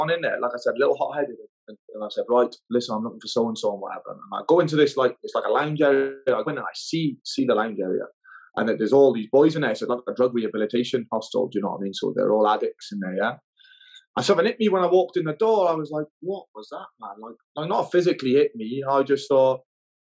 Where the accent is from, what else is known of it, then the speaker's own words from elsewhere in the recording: Newport, Wales, United Kingdom; moved away as an adult; also born or lived in Nidri; I come from Wales, a place called Newport